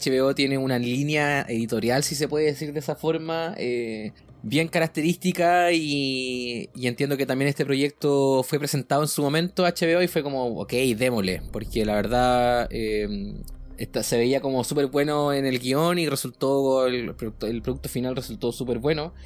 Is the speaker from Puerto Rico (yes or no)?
no; Chile; como buen chileno